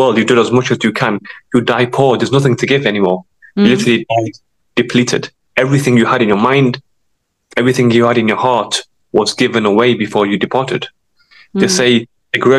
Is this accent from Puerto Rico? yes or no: no; Sheffield, Yorkshire and the Humber, United Kingdom; I'm from Sheffield.